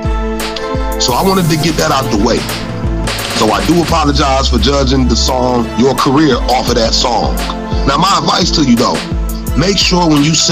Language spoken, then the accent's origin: English; Detroit, Michigan, United States; I'm from Detroit, so you know I know how the kids dress and sound